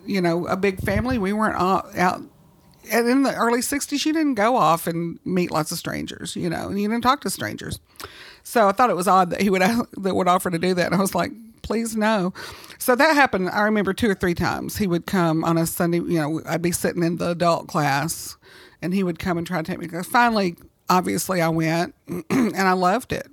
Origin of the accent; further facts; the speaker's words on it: South Carolina, United States; also born or lived in Oklahoma; I was born in Oklahoma, Uh, but gradually we moved, uh, eastward, and I was mostly raised in South Carolina